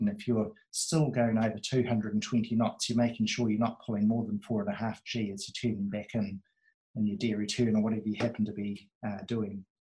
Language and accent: English; near Ardmore, Auckland, New Zealand; when I was a baby, I was brought up near Ardmore